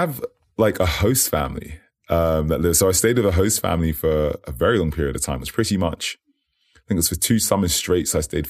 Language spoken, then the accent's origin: English; United Kingdom; And yes, I am British. But I would say I always say this. I say, you know, I'm in it, but not of it, if that makes sense. I got the opportunity to grow up in a few places.